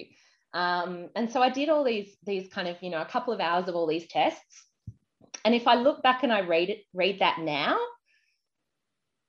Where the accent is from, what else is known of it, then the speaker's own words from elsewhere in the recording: Adelaide, South Australia, Australia; moved away; also born or lived in Queensland / United Kingdom; I grew up in Adelaide.